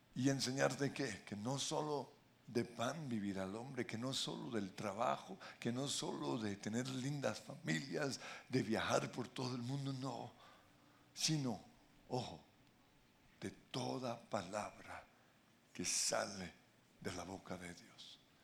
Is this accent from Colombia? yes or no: yes; Colombia; somos los colombianos